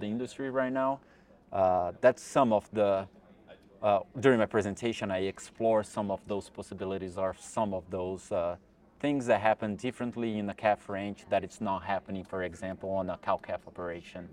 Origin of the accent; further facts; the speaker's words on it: Brazil; moved away as an adult; also born or lived in New York, United States; now in Texas, United States; I'm originally from Brazil and I got my degree in veterinary medicine in the Federal University of Goiás